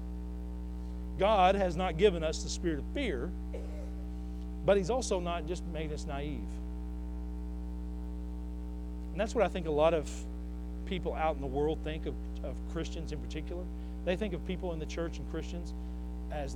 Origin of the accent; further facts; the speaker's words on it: Northwest Arkansas, United States; I'm from here, y'all. I'm from Northwest Arkansas